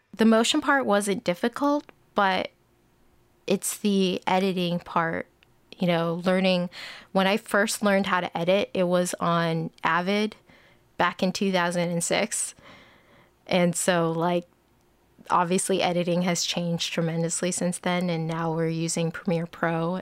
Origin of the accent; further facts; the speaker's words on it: Bay Area, Northern California, United States; I grew up in the Bay Area, uh, Northern California